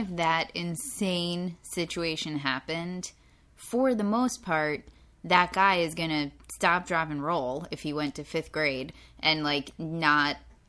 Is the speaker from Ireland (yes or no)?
yes; Ireland; I'm Irish, so we can be racist against Irish people.